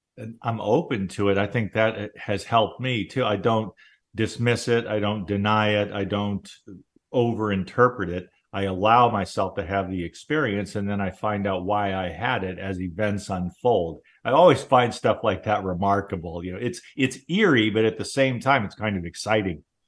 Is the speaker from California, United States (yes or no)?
yes; Southern California, United States; I grew up in Southern California